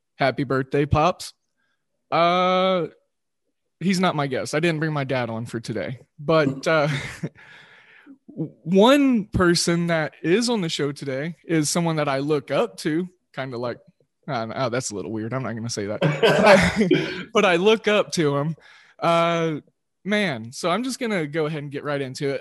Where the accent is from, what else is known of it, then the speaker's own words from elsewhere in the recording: Oklahoma, United States; accent: Midwestern drawl; am from Oklahoma, so I got that Midwestern drawl.